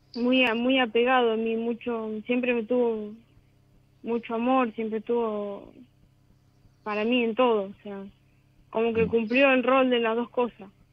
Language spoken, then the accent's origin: Spanish; Bolívar, Buenos Aires Province, Argentina; De Bolívar